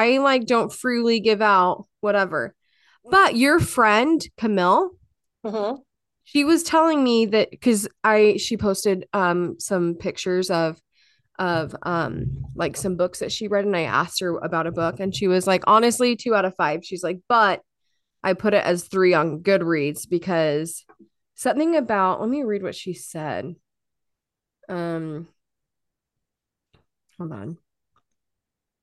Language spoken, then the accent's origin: English; Utah, United States; moved away; I loved growing up in Utah.